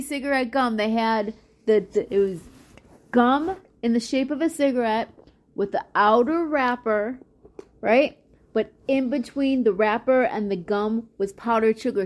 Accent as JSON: {"language": "English", "town": "Chicago", "region": "Illinois", "country": "United States", "tie": "born or raised there", "said": "I grew up in Chicago"}